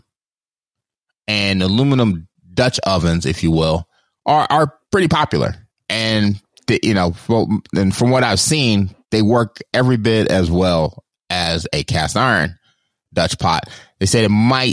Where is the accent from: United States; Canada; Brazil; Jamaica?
Jamaica; I, as a Jamaican